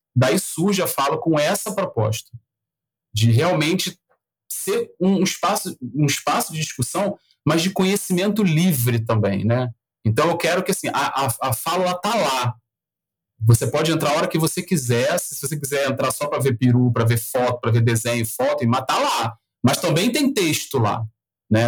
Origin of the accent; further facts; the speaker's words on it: Rio de Janeiro, Brazil; accent: carioca; eu sou carioca, então o, você não precisava falar buenas, porque vocês já vão ouvir um chiado aqui até dizer chega. É, é, sou nascido no Rio, criado no Rio